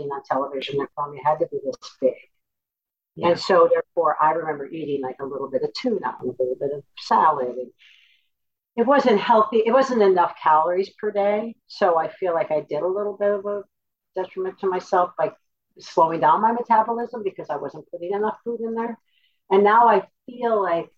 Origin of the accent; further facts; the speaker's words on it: Wisconsin, United States; I grew up in Wisconsin